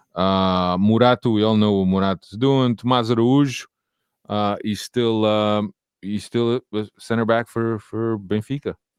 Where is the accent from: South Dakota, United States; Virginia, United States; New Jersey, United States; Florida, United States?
New Jersey, United States; Kearny; I grew up in Kearney. That's where, um, I spent my, uh, my teen